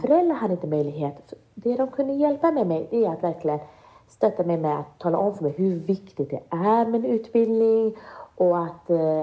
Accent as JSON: {"language": "Swedish", "country": "Sweden", "tie": "born or raised there", "said": "jag är inte född i Sverige utan jag kom hit när jag var fem år gammal"}